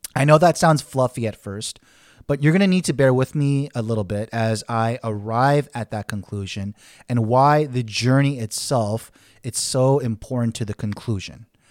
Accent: Los Angeles, California, United States; growing up in Koreatown, Los Angeles, I had Korean everything

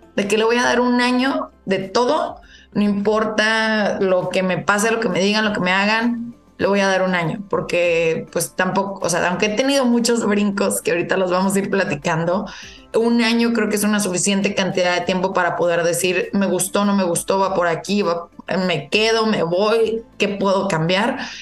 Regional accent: Saltillo, Coahuila, Mexico; moved away as an adult; also born or lived in Canada; Soy originaria de Saltillo

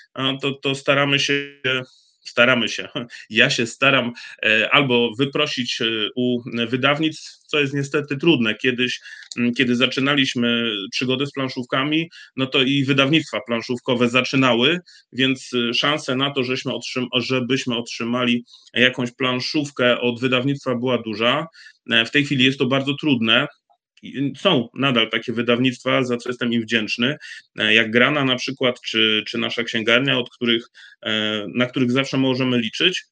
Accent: Bytom, Silesian Voivodeship, Poland; u nas w Bytomiu

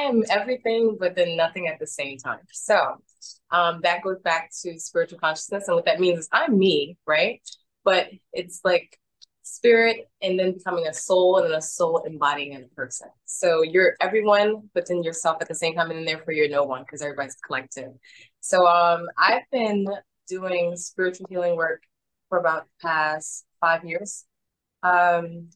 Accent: New York City, New York, United States; moved away as an adult; also born or lived in Florida; I grew up here in Brooklyn.

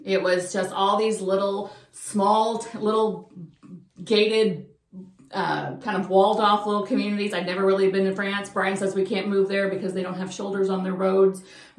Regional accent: United States; as an American citizen

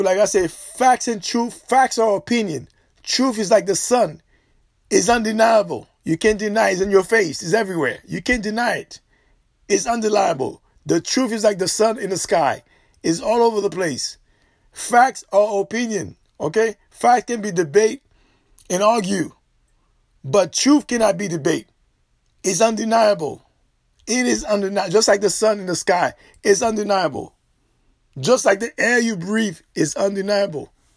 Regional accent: Florida, United States; I'm Floridian. I'm not a Georgia. I'm not from Georgia.

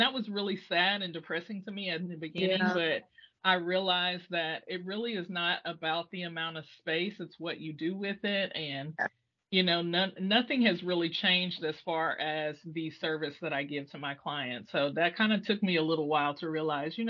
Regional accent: the South, Southern United States, United States; as a Southerner

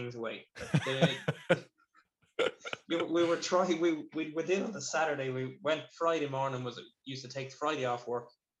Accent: Ireland; the lads I grew up with in Screen.

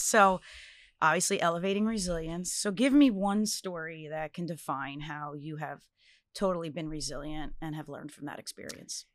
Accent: Red Bank, New Jersey, United States; I'd call myself a Red Bank kid, too

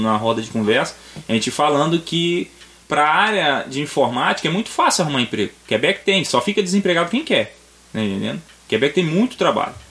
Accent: Vitória, Espírito Santo, Brazil; moved away as an adult; now in Canada; eu venho de Vitória

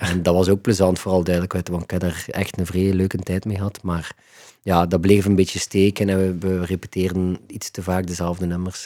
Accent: Ghent, Flanders, Belgium; Ik ben opgegroeid in Gentbrugge

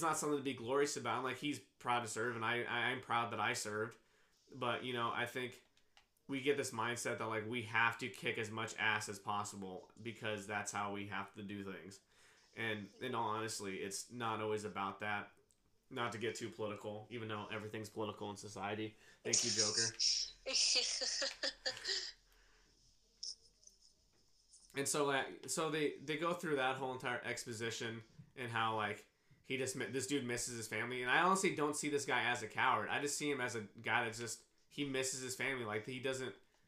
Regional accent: Kansas, United States; also born or lived in Guatemala; growing up in Kansas

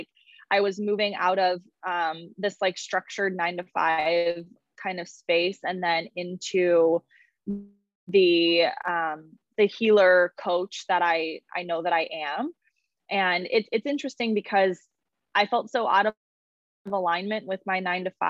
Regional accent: Chicago, Illinois, United States; moved away as an adult; also born or lived in Iowa; now in Santa Monica, United States; I'm originally from the Chicago area

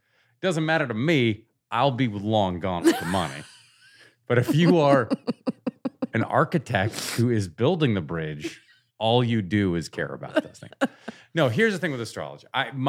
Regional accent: Oregon, United States; I grew up in Southern Oregon.

